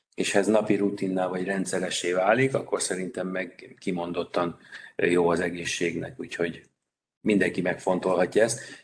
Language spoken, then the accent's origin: Hungarian; Vác, Pest, Hungary; Vácról jöttem, Vácot pedig azért volt sportolási lehetőség